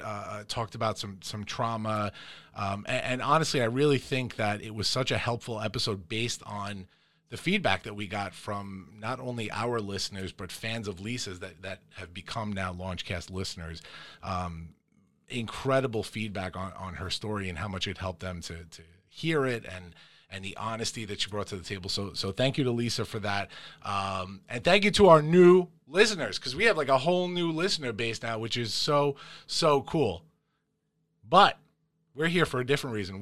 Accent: Farmingdale, New York, United States; we all grew up here in the Dale, here in Farmingdale, New York, in the heart of Long Island.

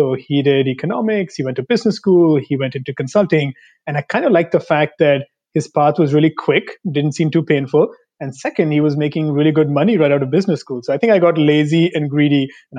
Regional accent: Delhi, India; moved away as an adult; now in New York, United States; Born and raised in Delhi. Spent most of my childhood growing up in Delhi

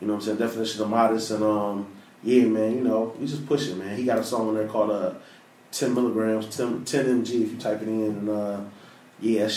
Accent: Detroit, Michigan, United States; So I'm from Detroit. I'm from the area.

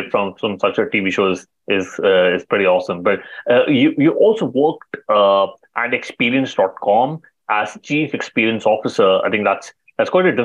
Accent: India; I come from India

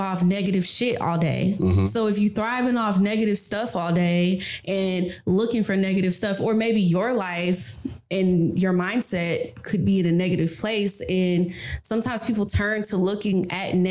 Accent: Atlanta, Georgia, United States; growing up in Southwest Atlanta

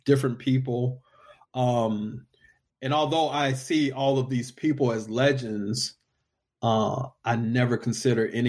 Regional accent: Texas, United States; I'm from Texas

